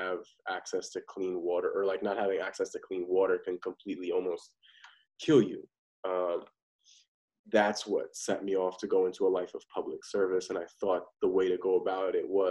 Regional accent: Parsippany, New Jersey, United States; I grew up in Parsippany, New Jersey, nice suburban neighborhood

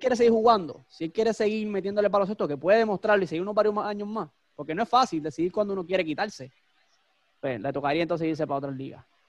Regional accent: Puerto Rico; como fanático boricua

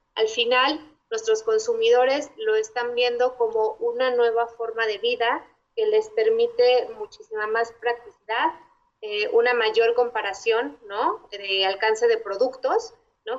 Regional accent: Mexico; lo que nos distingue como mexicanos

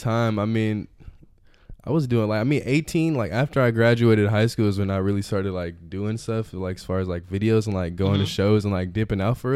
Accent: Chicago, Illinois, United States; now in Modesto, United States; a friend from Chicago where I'm originally from

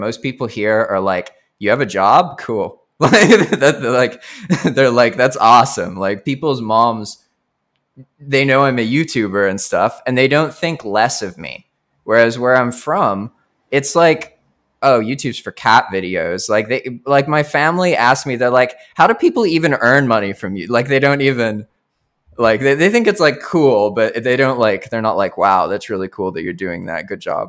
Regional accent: Colombo, Western Province, Sri Lanka; born there; also born or lived in United States; I was born in Sri Lanka to an English father and an American mother.

